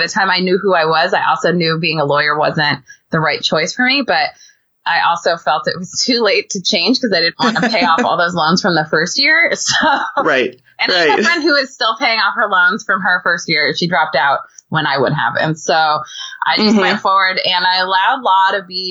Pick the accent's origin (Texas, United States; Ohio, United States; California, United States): California, United States; moved away as an adult; I grew up in California